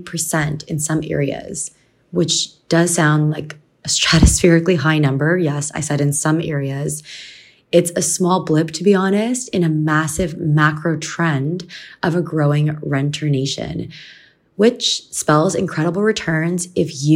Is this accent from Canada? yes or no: yes; Canada; I'm from Canada